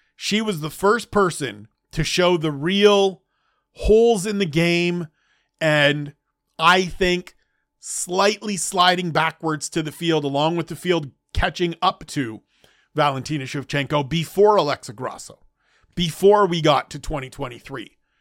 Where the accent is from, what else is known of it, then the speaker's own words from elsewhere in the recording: Canada; I'm Canadian, first and foremost